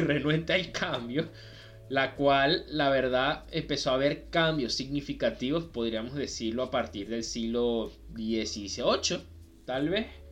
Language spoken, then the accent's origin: Spanish; Venezuela; nosotros somos de Venezuela